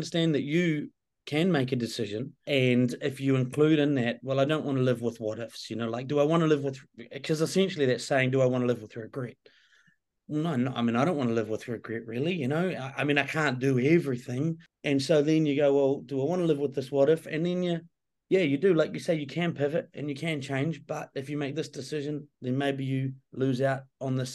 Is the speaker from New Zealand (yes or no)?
yes; New Zealand; I'm a Kiwi